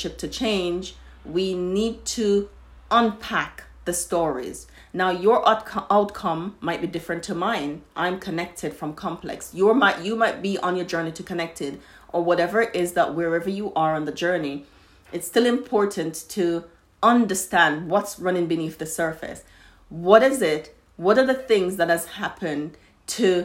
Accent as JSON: {"language": "English", "country": "Jamaica", "tie": "born or raised there", "said": "I grew up in Jamaica"}